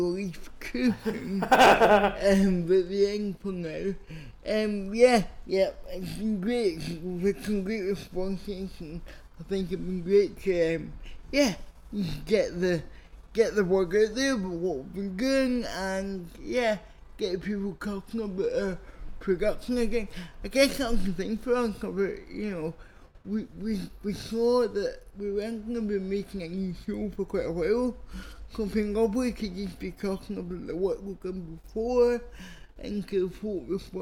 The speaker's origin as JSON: {"language": "English", "town": "Glasgow", "region": "Scotland", "country": "United Kingdom", "tie": "born or raised there", "moved": "as an adult", "lives_now": "Edinburgh, United Kingdom", "said": "I was born in Glasgow, raised in Glasgow, I am a West Coaster"}